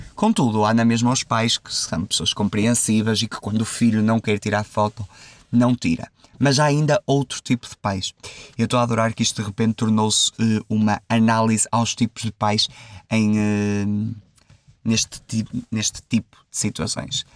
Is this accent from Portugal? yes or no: yes; Santa Maria da Feira, Aveiro District, Portugal; aqui na minha terra, em Santa Maria da Feira